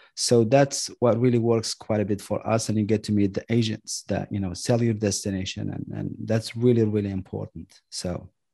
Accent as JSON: {"language": "English", "town": "Marrakesh", "region": "Marrakesh-Safi", "country": "Morocco", "tie": "born or raised there", "moved": "as an adult", "lives_now": "United States", "said": "I was born and raised in Marrakesh"}